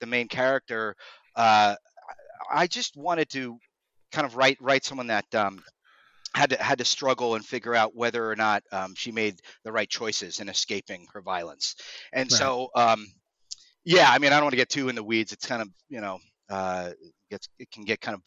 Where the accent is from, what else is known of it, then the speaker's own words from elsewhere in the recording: South Florida, United States; also born or lived in New York; I was born in New York, but I grew up in South Florida, which also is extremely flat.